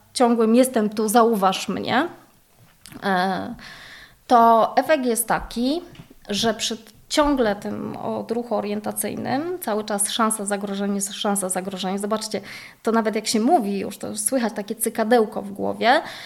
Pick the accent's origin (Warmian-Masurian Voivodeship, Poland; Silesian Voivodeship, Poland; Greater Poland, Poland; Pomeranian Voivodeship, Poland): Greater Poland, Poland; Poznań; ja pochodzę z Poznania